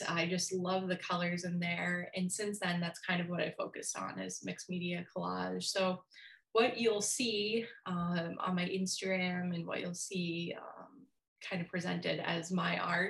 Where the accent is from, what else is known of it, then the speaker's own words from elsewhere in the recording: Brockton, Massachusetts, United States; moved away as an adult; now in Minnesota, United States; I'm originally from Brockton, Mass. And it's kind of how people describe it as like a inner city. It's a gigantic high school.